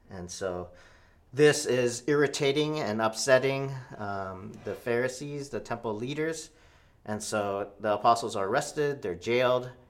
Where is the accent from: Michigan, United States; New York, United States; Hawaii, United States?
Hawaii, United States; Honolulu; born there; I'm a second generation Korean American. Um, and I was born in the United States in Honolulu, Hawaii.